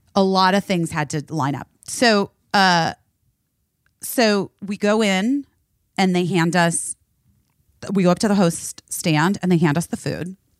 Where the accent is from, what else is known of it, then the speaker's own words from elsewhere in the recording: Phoenix, Arizona, United States; moved away; also born or lived in Oak Park, Illinois; where I grew up in Phoenix and Scottsdale